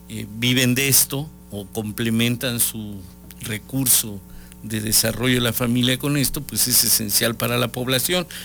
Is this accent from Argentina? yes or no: no; Mexico; necesitamos sacar lo que somos los mexicanos, somos seres solidarios